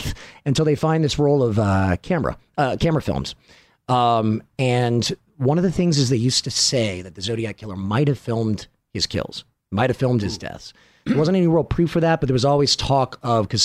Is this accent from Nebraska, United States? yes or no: no; Baton Rouge, Louisiana, United States; I'm from Baton Rouge, Louisiana